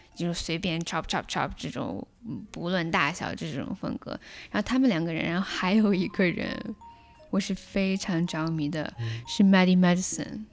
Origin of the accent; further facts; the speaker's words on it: China; now in Canada; 我们中国人